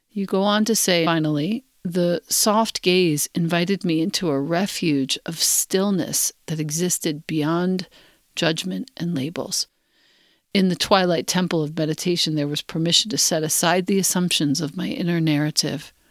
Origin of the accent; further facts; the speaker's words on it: Los Angeles, California, United States; Growing up in Los Angeles, a city dominated by artificial light, Cell phones, colorful billboards, shiny marketing ads, and a culture of wealth overlapping deep poverty.